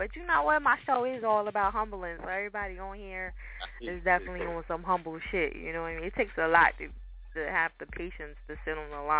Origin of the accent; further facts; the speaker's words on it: New Jersey, United States; accent: Jersey, Philly, and New York mix; now in Philadelphia, United States; I'm from Jersey, for people that don't know that. I don't know if y'all could tell with my accent. Sometimes you can, sometimes you can. It's like a mixture of Jersey, Philly, and New York